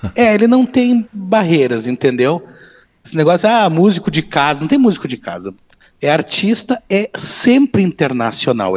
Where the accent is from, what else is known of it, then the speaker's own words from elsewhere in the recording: Novo Hamburgo, Rio Grande do Sul, Brazil; moved away as an adult; now in Bento Gonçalves, Brazil; Eu sou natural de Novo Hamburgo, né? E eu moro aqui em Bento há 20 anos.